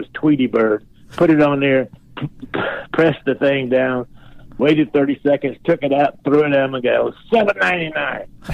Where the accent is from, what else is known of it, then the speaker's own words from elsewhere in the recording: Macon, Georgia, United States; moved away; my hometown of Macon, Georgia